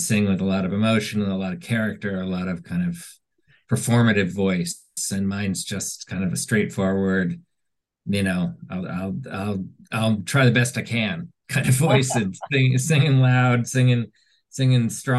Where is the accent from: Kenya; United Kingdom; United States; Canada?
United States; Washington, District of Columbia; moved away as an adult; now in Montclair, New Jersey, United States; I grew up in Washington.